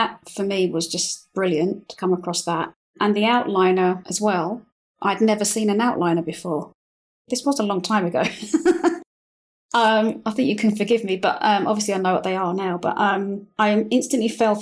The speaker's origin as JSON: {"language": "English", "region": "London", "country": "United Kingdom", "moved": "as an adult", "lives_now": "Madrid, Spain", "said": "I'm from London"}